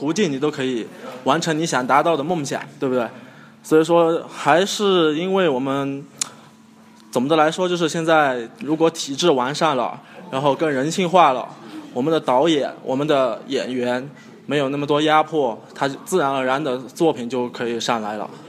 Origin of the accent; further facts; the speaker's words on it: China; 因为我们现在呃作为一个中国人。